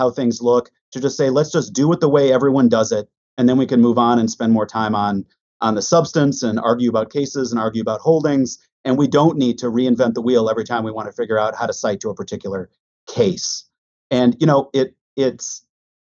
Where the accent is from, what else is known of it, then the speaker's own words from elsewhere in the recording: Minnetonka, Minnesota, United States; accent: Midwestern; moved away; I grew up in a western suburb of Minneapolis. So I'm a Midwesterner. Minnetonka, Minnesota